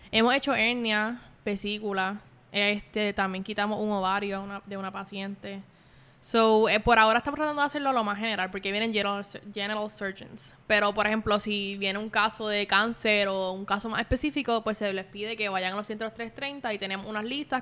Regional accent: Puerto Rico; yo no, no nací aquí en Puerto Rico, me crié aquí, yo me siento como puertorriqueña

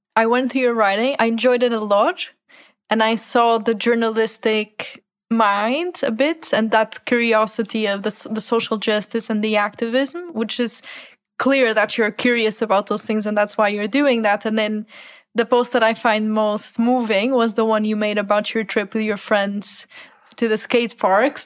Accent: Portugal; I come from Portugal where there's a big culture of soccer

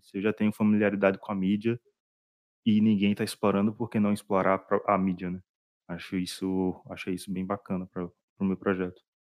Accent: Northeast Region, Brazil; eu sou do Nordeste

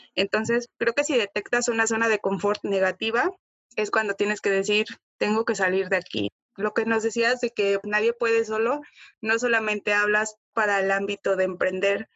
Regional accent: Huatusco, Veracruz, Mexico; moved away as an adult; yo vengo de Huatusco. Huatusco es pues una ciudad, un pueblo muy pequeño

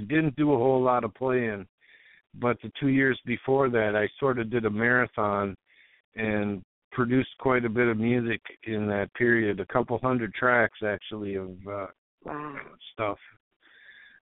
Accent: Lauderdale, Minnesota, United States; now in Maplewood, United States; I'm from right in between Minneapolis and St. Paul, a little town called Lauderdale, a small town in a big

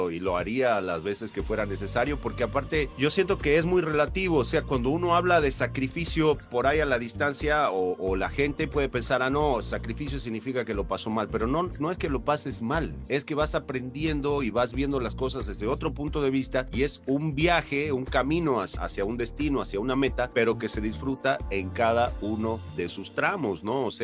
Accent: Argentina; now in Mexico; incluso hasta la misma fisonomía de la gente de mi tierra es mucho más parecida a la de los mexicanos. Somos el único estado en Argentina que comemos chile, que comemos tamales.

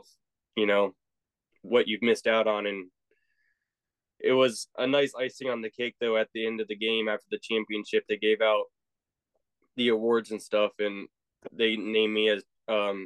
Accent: Virginia Beach, Virginia, United States; That was my hometown, Virginia Beach, Chesapeake area

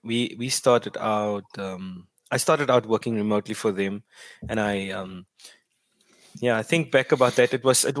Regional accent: Paarl, Western Cape, South Africa; first language Afrikaans; English is a second language; also born or lived in Port Elizabeth; now in Ceres, South Africa; I grew up in Paarl. And then I moved to Port Elizabeth when I got married, which was in 2011

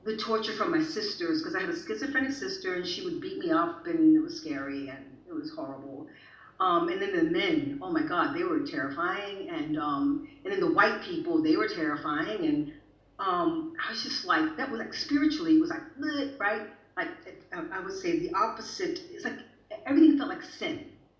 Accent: the South, United States; now in Sweden; I'm from the South. I'm from that city where they had the most Confederate soldier statues.

